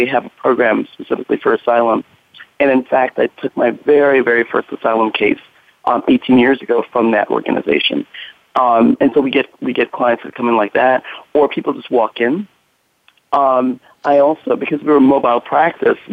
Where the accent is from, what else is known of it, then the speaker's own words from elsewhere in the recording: New York City, New York, United States; moved away as an adult; also born or lived in Belize; now in Northern California, United States; I grew up in New York City, and in New York we have tons of mobile services